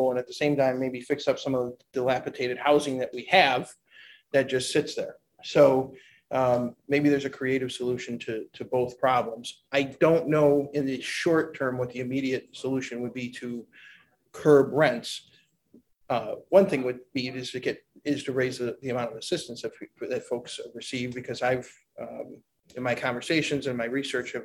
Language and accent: English; Niagara Falls, New York, United States; I am born and raised in Niagara Falls.